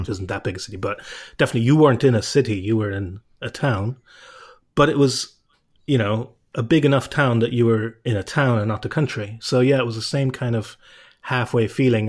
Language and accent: English; Cobh, Munster, Ireland; also born or lived in England / Cork / Galway; as a child, you know, growing up in Cove